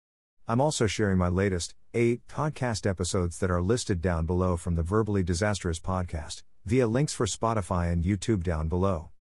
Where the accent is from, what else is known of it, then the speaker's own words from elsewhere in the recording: Germany; born there; English is a second language; I was born in Germany and, after graduating, enjoyed 2 years backpacking in Australia, New Zealand, and Southeast Asia.